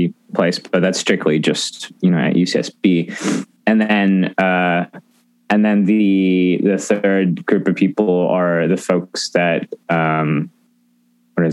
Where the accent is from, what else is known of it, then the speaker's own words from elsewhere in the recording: Santa Barbara, California, United States; I grew up in Santa Barbara, so just an hour and a half north